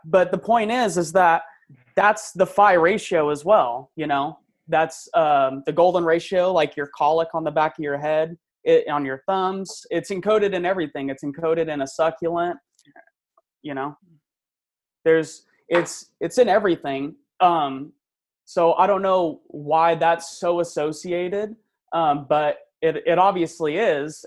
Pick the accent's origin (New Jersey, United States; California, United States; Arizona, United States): California, United States; Central Valley; not uh, from my hometown, but from um, you know Central Valley